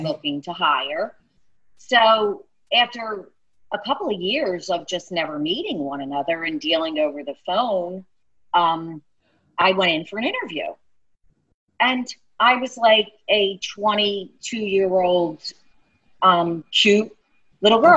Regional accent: Philadelphia, Pennsylvania, United States; accent: South Philly; am from South Philly

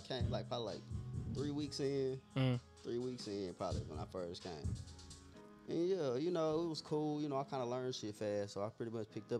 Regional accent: Dallas, Texas, United States; born or raised there

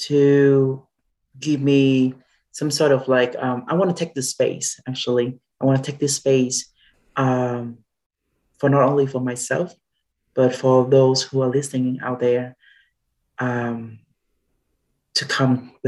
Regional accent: Southern Vietnam, Vietnam; now in Atlanta, United States; Originally, I come from Vietnam, from the south of Vietnam.

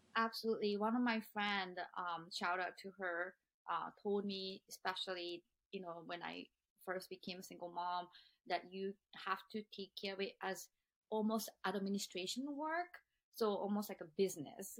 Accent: Japan; now in United States; those are never ever talked about growing up in Japan. In fact, I tried to kill myself when I was 15

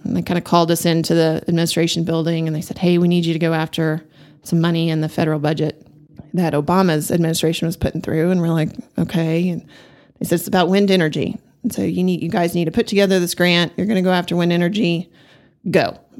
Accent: Amarillo, Texas, United States; I was born and raised here in Amarillo

